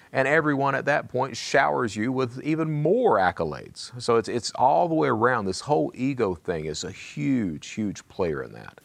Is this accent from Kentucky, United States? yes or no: yes; Eastern Kentucky, United States; I come from Eastern Kentucky